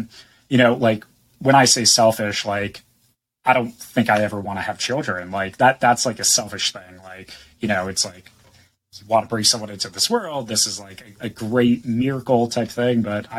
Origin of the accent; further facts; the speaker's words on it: East Coast, United States; now in San Diego, United States; I was born and raised on the East Coast and moved out to San Diego.